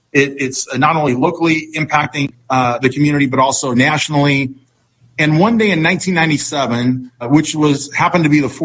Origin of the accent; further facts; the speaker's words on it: San Francisco, California, United States; born there; Well, it all began when I was born in San Francisco, 1961.